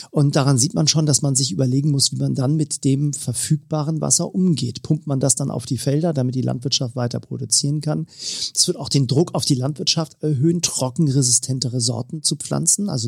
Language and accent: German; Northern Germany, Germany; ich nehme mal äh, als Norddeutscher mal die Station Hamburg, die ich eben schon erwähnt habe, raus.